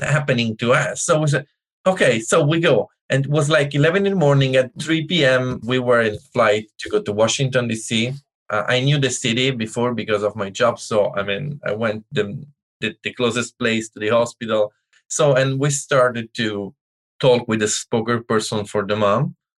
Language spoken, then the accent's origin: English; Italy; English is a second language; moved away as an adult; now in United States; I'm from Italy. All my family is from Italy.